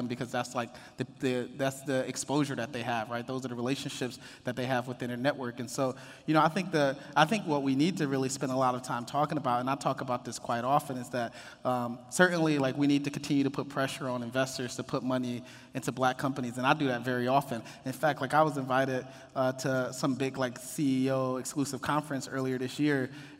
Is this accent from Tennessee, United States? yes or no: no; Detroit, Michigan, United States; moved away as an adult; now in Los Angeles, United States; I grew up, born and raised in Detroit, Jeffrey's Projects